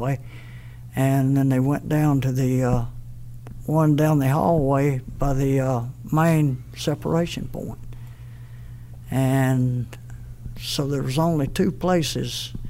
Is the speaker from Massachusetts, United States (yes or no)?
no; Cullman, Alabama, United States; we were living in Cullman, my hometown